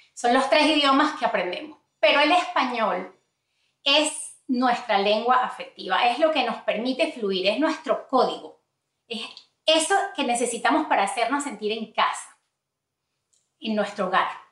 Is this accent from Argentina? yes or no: no; Venezuela; first language Spanish; now in United States; de ahí venimos nosotros de Venezuela